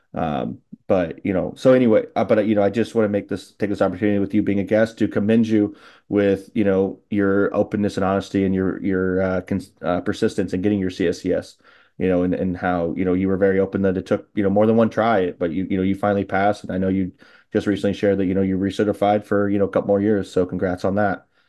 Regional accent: Illinois, United States; an Illinois guy like myself

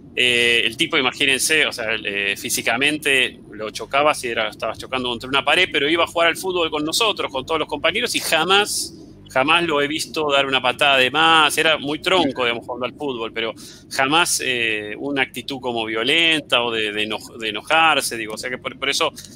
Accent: Argentina; somos muchísimos los argentinos que tenemos más de 200 millones de pesos en el banco

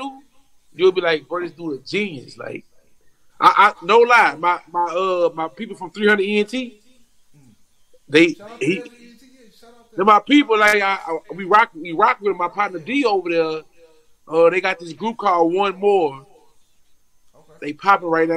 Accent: Baton Rouge, Louisiana, United States; I'm from Baton Rouge, so we like an hour away.

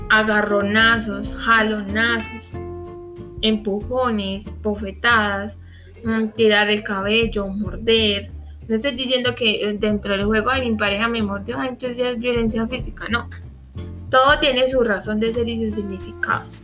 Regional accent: Colombia; nosotros tenemos la costumbre, como colombianos que somos, porque eso ya es cultura, de que acá no se hace nada

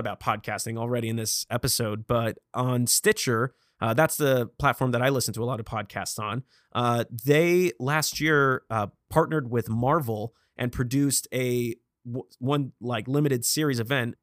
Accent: Vacaville, California, United States; now in Los Angeles, United States; I am from Vacaville, California

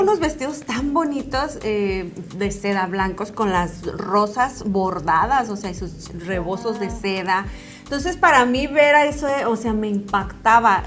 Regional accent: Zacatecas, Mexico; Yo soy de Zacatecas, orgullosamente, mi tierra hermosa, Zacatecana

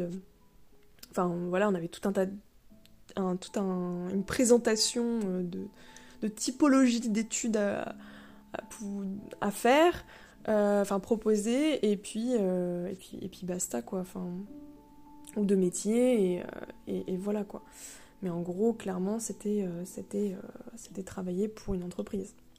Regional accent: Le Mans, Pays de la Loire, France; moved away as an adult; also born or lived in Rennes; je viens du Mans

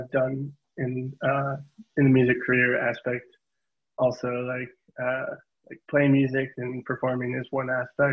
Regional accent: Fond du Lac, Wisconsin, United States; moved away as an adult; also born or lived in Milwaukee, Wisconsin; now in West Coast, United States; I was born and raised in Fond du Lac, but I grew up in Milwaukee.

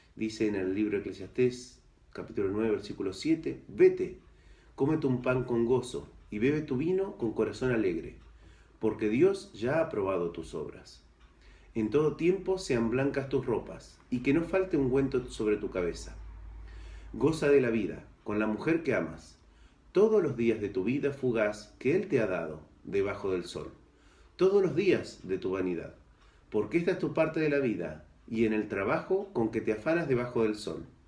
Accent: Argentina; now in Ceuta, Spain; originariamente soy argentino, ahí nací

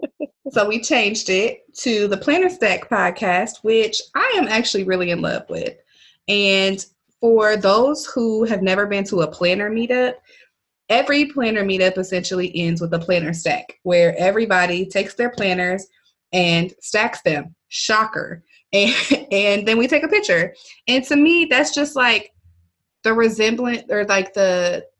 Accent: Milwaukee, Wisconsin, United States; I'm from Milwaukee, Wisconsin. And born and raised.

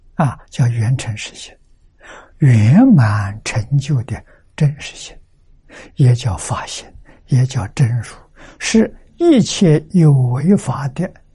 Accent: China; 我们中国人

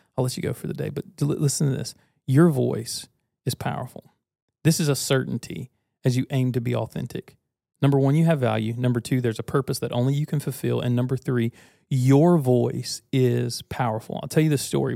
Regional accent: United States; I was born American.

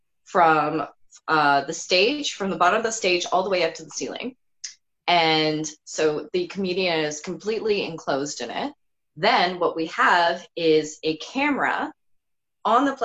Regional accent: Burlington, Ontario, Canada; I'm from Burlington, that's how everyone is there.

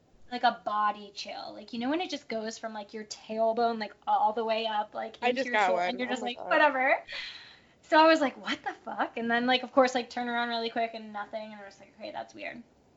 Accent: New England, United States; I grew up in New England. I feel like that's, like, kind of New England's vibe, like, spooky.

